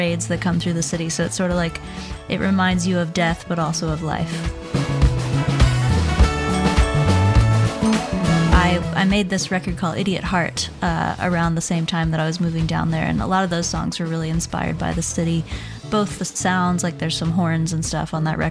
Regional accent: Shenandoah Valley, Virginia, United States; now in New Orleans, United States; I grew up in the Shenandoah Valley of Virginia, and then I kind of bounced all around the country, and I ended up in New Orleans

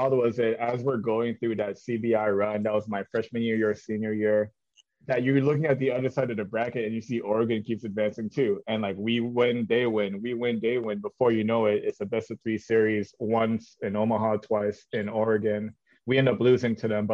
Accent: Canada; moved away; I was from Canada

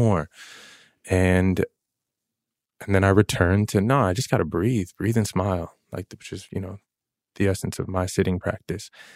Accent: New York City, New York, United States; moved away as an adult; also born or lived in Los Angeles; I grew up in Queens.

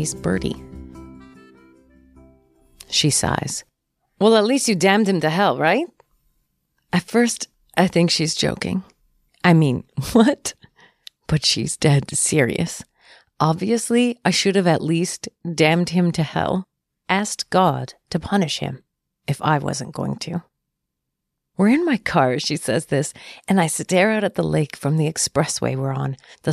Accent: Canada; I am too Canadian

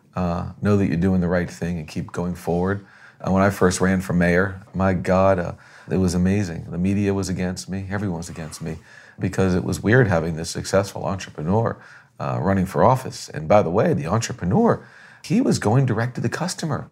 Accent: Boston, Massachusetts, United States; now in Florida, United States; being born in Boston, growing up in Boston, learning about the colonial experience

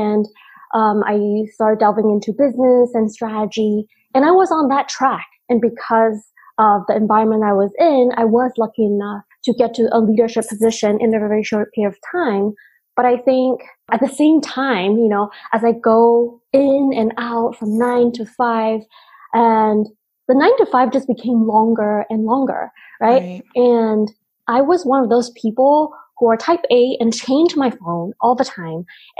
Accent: United States; English is a second language; growing up in the States, English being our second language and trying to fit in a different culture completely

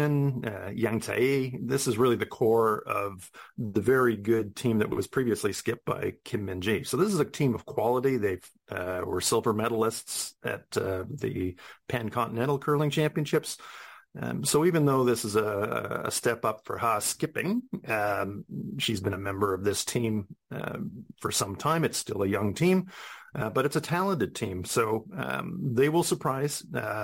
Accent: New Zealand; being a New Zealander myself

